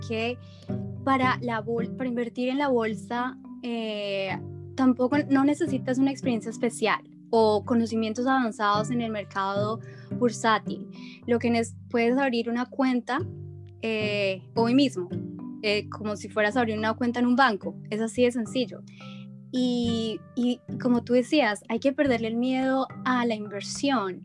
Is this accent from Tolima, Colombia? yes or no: no; Bogotá, Colombia; moved away as an adult; now in United States; soy originalmente de Colombia, eh, soy bogotana